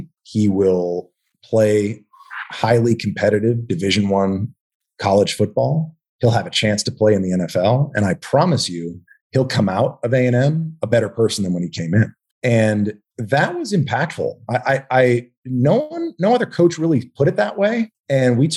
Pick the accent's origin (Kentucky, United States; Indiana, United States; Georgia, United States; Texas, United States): Texas, United States; moved away as an adult; also born or lived in Manhattan, New York; my formative years, I grew up in Texas, went to A&M